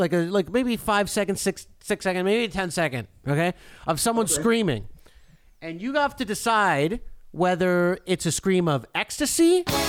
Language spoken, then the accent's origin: English; Canada; being a Canadian